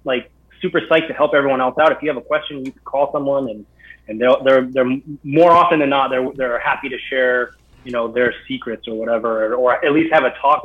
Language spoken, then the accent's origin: English; Kenai, Alaska, United States; also born or lived in California; now in Vermont, United States; I'm originally from Alaska, actually